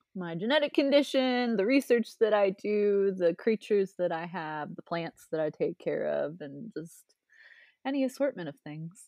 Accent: Ohio, United States; I grew up in Ohio, but I, I grew up twenty minutes away from the Pro Football Hall of Fame.

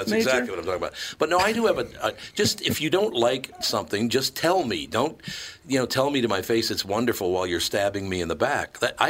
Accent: Minneapolis, Minnesota, United States; I was born and raised in Minnesota. I love Minnesotans, about half of them I do.

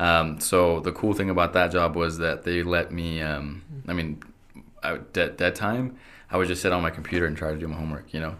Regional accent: Idaho Falls, Idaho, United States; also born or lived in Querétaro, Mexico / Logan; I was born in Querétaro. Um, and we came here to Idaho Falls when I was two

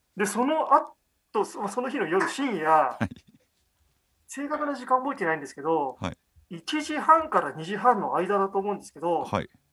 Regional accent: near Kita Ward, Tokyo, Japan; born or raised there

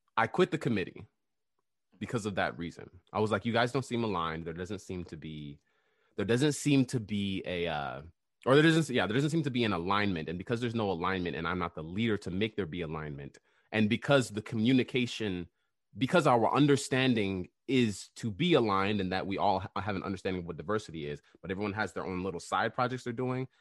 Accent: New York City, New York, United States; I was born in Queens, New York

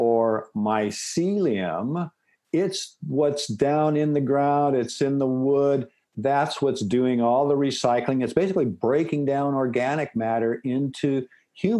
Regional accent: Seattle, Washington, United States; I'm from the Pacific Northwest, raised in Seattle

